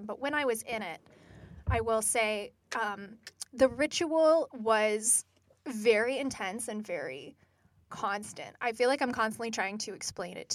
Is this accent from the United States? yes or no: yes; United States; I'm very unique as an American child